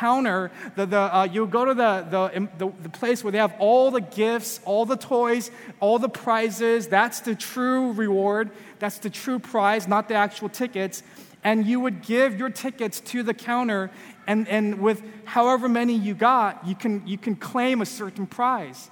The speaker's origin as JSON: {"language": "English", "region": "California", "country": "United States", "tie": "born or raised there", "moved": "yes", "said": "I'm from California, and I grew up, you know, when I was a kid"}